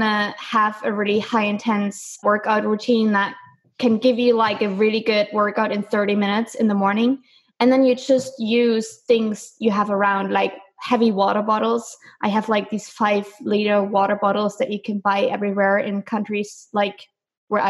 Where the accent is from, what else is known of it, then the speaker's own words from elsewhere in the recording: Germany; moved away as an adult; I am from Germany. So I kind of grew up on bread and potatoes